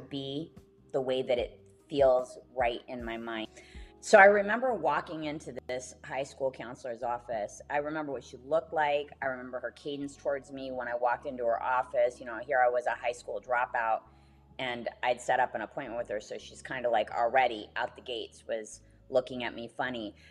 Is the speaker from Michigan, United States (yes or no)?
yes; Detroit, Michigan, United States; also born or lived in Phoenix; I was designed in Phoenix and manufactured in Detroit